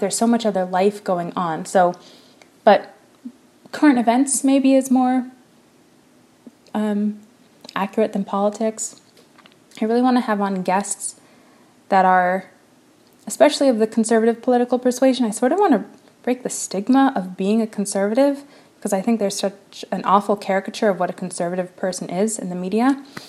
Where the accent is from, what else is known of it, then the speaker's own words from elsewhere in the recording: United States; in the United States, in case you couldn't hear from my accent or voice, that is indeed where I'm from and where where I am currently